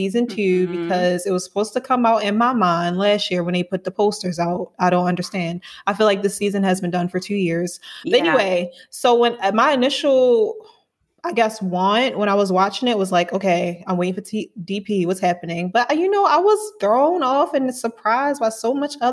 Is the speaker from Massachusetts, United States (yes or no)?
no; Baltimore, Maryland, United States; now in Atlanta, United States; I'm from Baltimore, Maryland, but currently residing in Atlanta, Georgia.